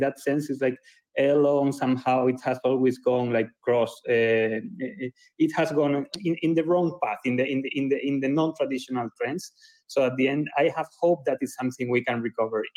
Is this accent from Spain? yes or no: yes; Spain; I'm from Spain